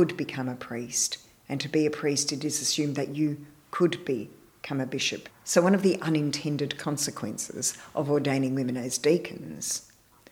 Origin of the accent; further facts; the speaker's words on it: Melbourne, Victoria, Australia; moved away as an adult; now in Perth, Australia; I came back to Melbourne, which was my hometown